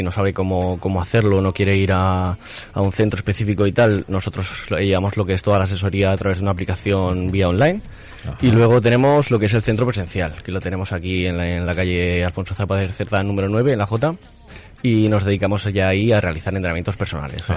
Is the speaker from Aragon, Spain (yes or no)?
yes; Zaragoza, Aragon, Spain; also born or lived in Madrid; Yo estudié en Madrid, pero soy de aquí de Zaragoza